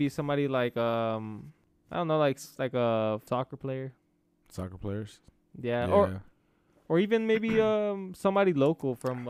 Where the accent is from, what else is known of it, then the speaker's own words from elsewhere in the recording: Atlanta, Georgia, United States; we're from Atlanta.